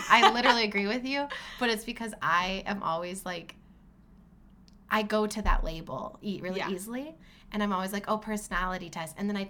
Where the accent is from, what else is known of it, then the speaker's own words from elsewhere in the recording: Iowa, United States; moved away as an adult; also born or lived in Oklahoma; I went to school at NIAC, which is a community college in my hometown in Iowa.